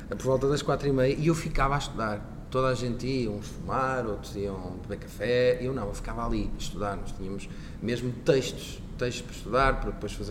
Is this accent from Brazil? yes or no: no; Barcelos, Norte, Portugal; eu sou natural de Barcelos e na altura no Centro Empresarial de Barcelos uh, decorria, então, decorria então essa formação.